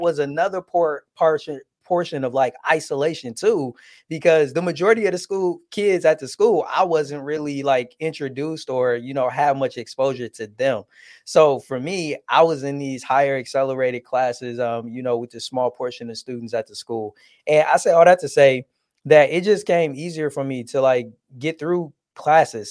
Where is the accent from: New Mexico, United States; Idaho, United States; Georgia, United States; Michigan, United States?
Michigan, United States; Detroit; also born or lived in Southfield, Michigan; even though I was born and raised in Detroit, we actually moved outside of Detroit soon as I started high school